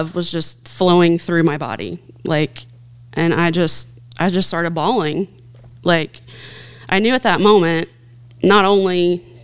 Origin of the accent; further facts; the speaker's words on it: Posey County, Indiana, United States; I grew up out in Posey County